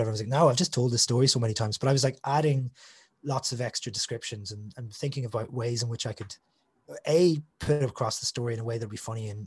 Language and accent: English; Northern Ireland, United Kingdom; being a Northern Irish person and growing up on the border.